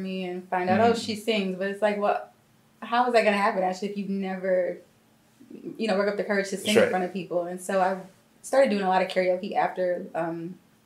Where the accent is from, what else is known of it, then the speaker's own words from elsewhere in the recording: Milwaukee, Wisconsin, United States; I'm from Milwaukee, Wisconsin